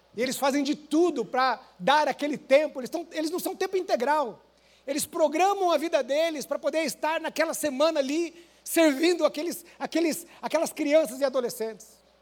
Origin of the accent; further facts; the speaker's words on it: Maringá, Paraná, Brazil; moved away as an adult; Eu lembro do dia que eu saí de Maringá